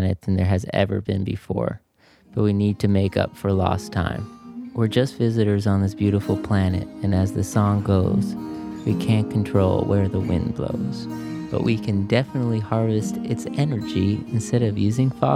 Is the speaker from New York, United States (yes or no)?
yes; New York City, New York, United States; We grew up in New York City, born and raised.